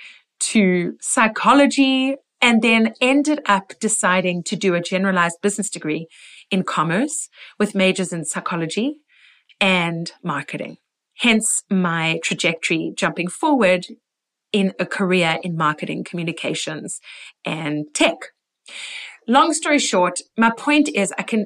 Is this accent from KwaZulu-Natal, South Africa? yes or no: no; Port Elizabeth, Eastern Cape, South Africa; moved away as an adult; also born or lived in Israel / London; our hometown in Port Elizabeth